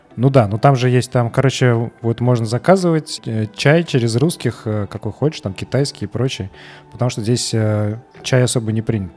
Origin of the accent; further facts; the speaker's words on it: Samara, Samara Oblast, Russia; now in Serbia; я из Самары